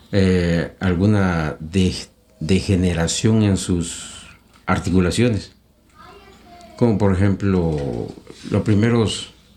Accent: Mexico; soy mexicano

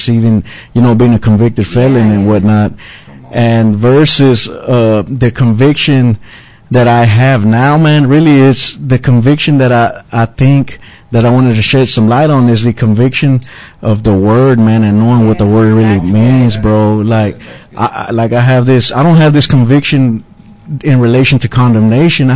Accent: Pleasant Grove, United States; I'm from Pleasant Grove, and I was raised one foot in church and the other foot in the streets

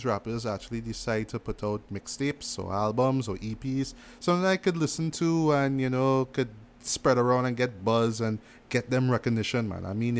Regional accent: West Coast, United States; I'm from West Coast, but I don't have to sound like that. I'm going to try something a little different, but I'm still going to stay true to those West Coast roots.

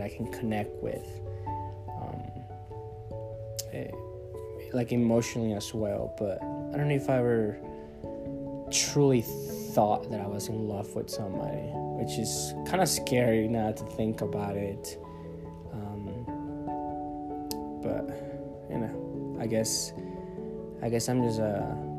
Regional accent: Monterrey, Nuevo León, Mexico; now in United States; I was born in Monterrey, Mexico

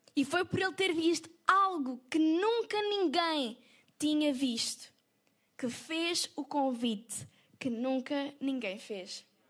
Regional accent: Portugal; E nós somos portugueses

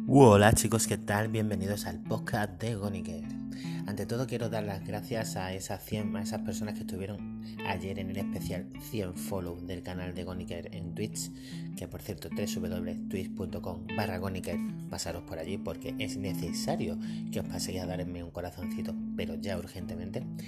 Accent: Ceuta, Spain; soy de Ceuta, una ciudad muy española

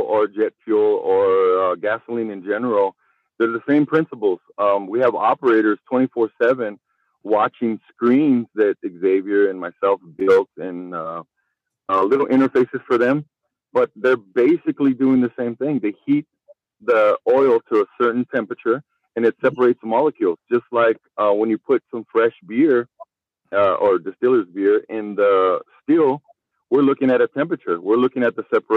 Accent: El Paso, Texas, United States; We're both from El Paso

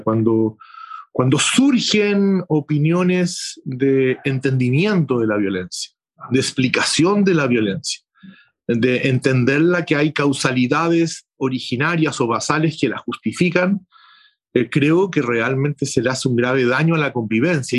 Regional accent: Chile; somos convocados los chilenos, las chilenas

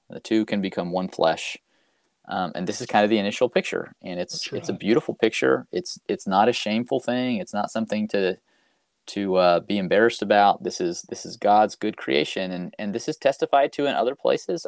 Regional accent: Fayetteville, Arkansas, United States; I'm originally from Fayetteville, Arkansas. That's where I grew up

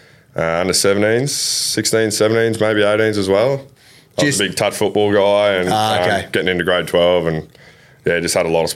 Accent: Burpengary, Queensland, Australia; also born or lived in Maroochydore; now in Noosa, Australia; I grew up down in Burpengary.

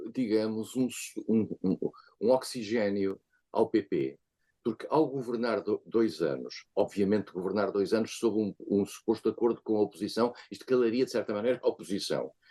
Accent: Portugal; como português

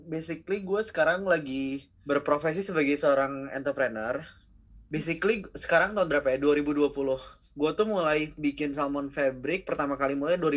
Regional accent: Bandung, West Java, Indonesia; now in Jakarta, Indonesia; asal dari Bandung kan

